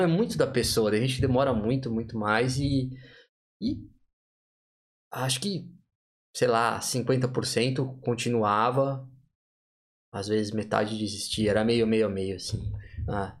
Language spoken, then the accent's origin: Portuguese; São Paulo, Brazil; moved away; Vim de São Paulo, capital